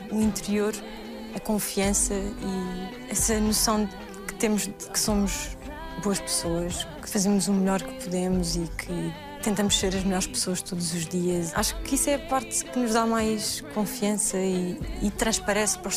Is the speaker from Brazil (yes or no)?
no; Portugal; de ser portuguesa. Eu não acho que sou melhor que ninguém e não foi assim que os meus pais me educaram.